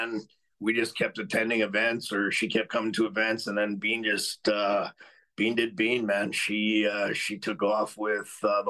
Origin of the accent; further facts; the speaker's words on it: Alberta, Canada; I grew up in Alberta my whole life